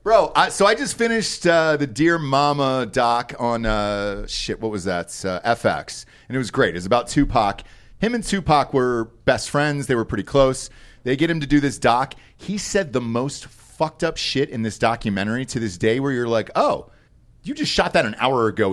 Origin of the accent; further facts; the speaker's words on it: Delaware County, Pennsylvania, United States; I'm from Delco in Pennsylvania